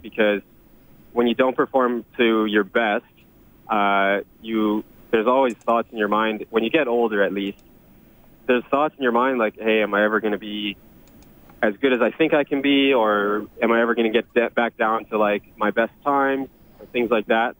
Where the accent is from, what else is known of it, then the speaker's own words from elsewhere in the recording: Edmonton, Alberta, Canada; growing up in Edmonton